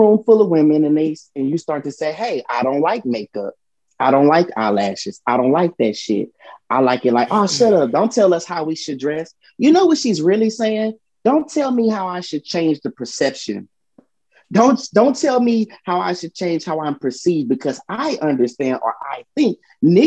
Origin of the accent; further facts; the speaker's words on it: Houston, Texas, United States; I'm from South Park